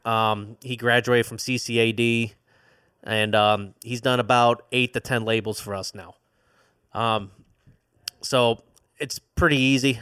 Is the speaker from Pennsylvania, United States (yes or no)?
no; Indiana, United States; born and raised in Indiana